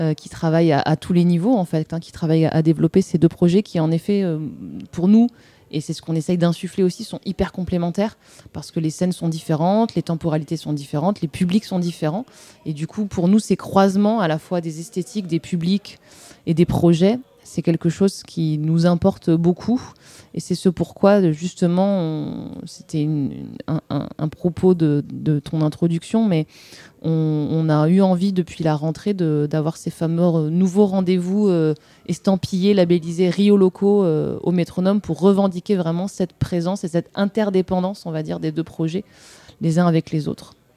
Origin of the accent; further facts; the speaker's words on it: Marciac, Occitania, France; je viens, enfin, j'ai grandi dans le Gers, plus précisément dans un petit village d'irréductibles musiciens jazzeux, qui est donc Marciac.